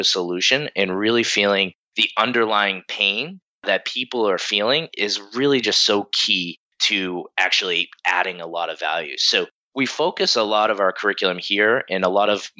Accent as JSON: {"language": "English", "town": "Bridgewater", "region": "Massachusetts", "country": "United States", "tie": "born or raised there", "said": "I grew up in the Boston area, about 40 minutes south of Boston in a town called Bridgewater"}